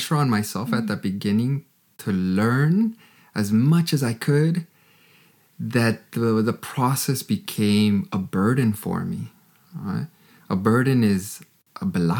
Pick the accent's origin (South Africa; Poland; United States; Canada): Canada; moved away as an adult; now in Germany; I'm from Canada.